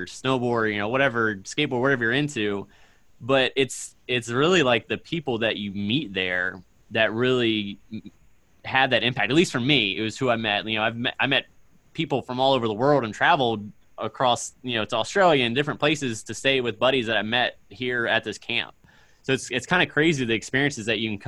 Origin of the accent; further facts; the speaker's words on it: Northern Neck of Virginia, United States; moved away as an adult; also born or lived in Richmond, Virginia; now in Springfield, United States; I'm actually originally from Virginia, a small town on the east, like the northern neck of Virginia, but I went to school in Richmond, Virginia, in the city